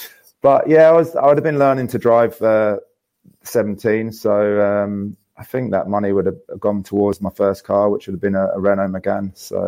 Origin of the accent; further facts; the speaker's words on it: Hastings, South East England, United Kingdom; Obviously, wasn't old enough growing up in Hastings, and Lee pretty much showed me top to bottom of Broad Street within a few months.